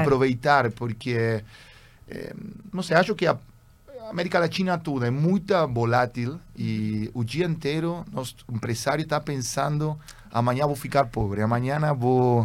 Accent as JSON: {"language": "Portuguese", "region": "Buenos Aires", "country": "Argentina", "tie": "born or raised there", "also_born_or_lived": "Germany", "second_language": "Portuguese", "said": "eu sou argentino. É, eu sou segunda geração de argentino"}